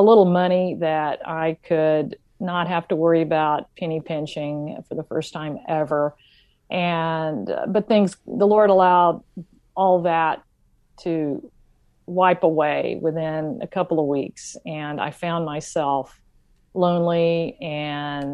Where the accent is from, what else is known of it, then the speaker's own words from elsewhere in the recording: Shreveport, Louisiana, United States; I grew up, however, in a hood in Shreveport, Louisiana